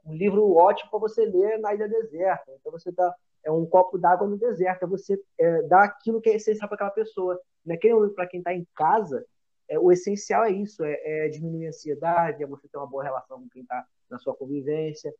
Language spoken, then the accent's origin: Portuguese; Nilópolis, Rio de Janeiro, Brazil; moved away as an adult; also born or lived in Costa Barros / São João de Meriti; Eu sou lá de Nilópolis, né, cara? Sou de Nilópolis